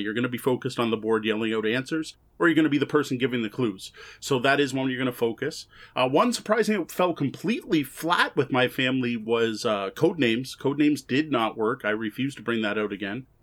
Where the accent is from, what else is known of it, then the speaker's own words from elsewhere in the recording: Canada; also born or lived in Windsor; we are both Canadian